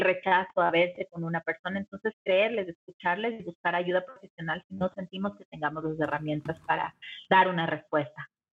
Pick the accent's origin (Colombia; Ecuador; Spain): Ecuador; en Ecuador, que es de donde yo vengo